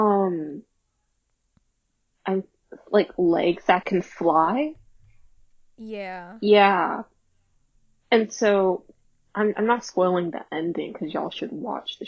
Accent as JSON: {"language": "English", "country": "United States", "said": "I'm American"}